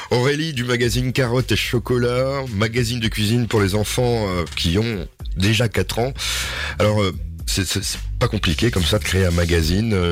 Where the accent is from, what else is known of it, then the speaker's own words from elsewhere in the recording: Grand Est, France; Tu m'as dit j'aime l'Alsace, puisque je suis alsacienne